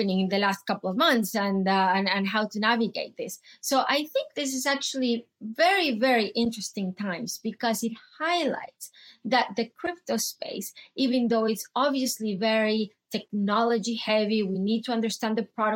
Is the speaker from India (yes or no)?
no; Venezuela; moved away as an adult; I grew up in Venezuela. And my country went through tons of episodes